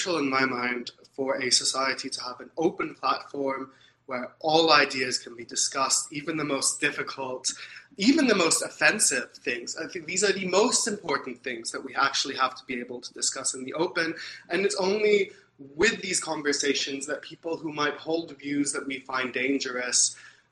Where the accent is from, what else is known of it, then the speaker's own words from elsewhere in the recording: Ankara, Central Anatolia, Turkey; moved away as an adult; also born or lived in New York City, United States; now in Canada; I grew up in Turkey